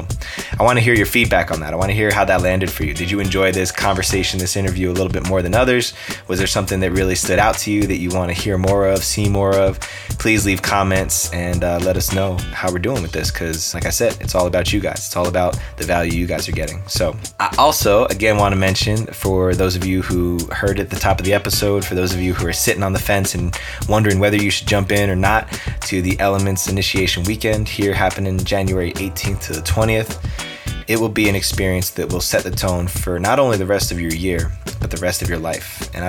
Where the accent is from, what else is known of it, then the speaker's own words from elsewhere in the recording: East Coast, United States; We're both from the East Coast, and he's got that flavor of realness that he brings to the table.